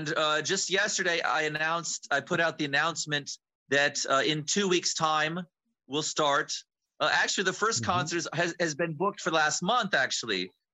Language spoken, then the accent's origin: English; United States; now in Ukraine; I'm an ethnic American. My grandmother traced her family to the American Revolution.